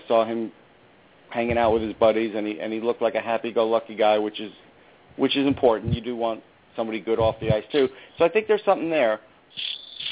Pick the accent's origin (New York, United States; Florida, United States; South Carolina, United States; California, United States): New York, United States; North Massapequa; I'm from North Massapequa